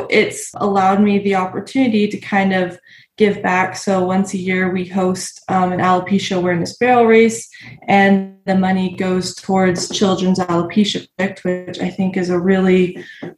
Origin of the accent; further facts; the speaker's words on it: Arizona, United States; I'm from Arizona